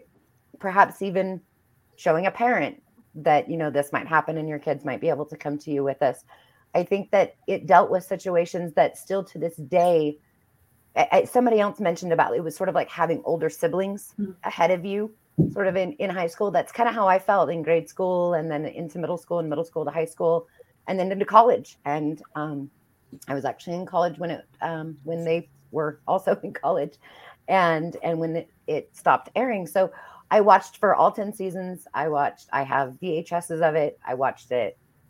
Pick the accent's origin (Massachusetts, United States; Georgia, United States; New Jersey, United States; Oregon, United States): Oregon, United States; We would visit, but I was from a rural part of Oregon.